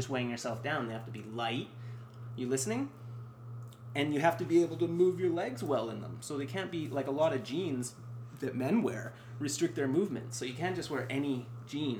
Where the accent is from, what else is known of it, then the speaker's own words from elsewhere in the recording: Canada; as a Canadian viewer